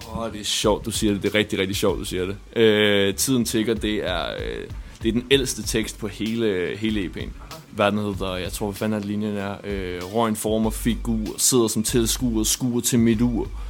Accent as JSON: {"language": "Danish", "country": "Denmark", "said": "som danskere, der er vi vant til at spise rugbrød"}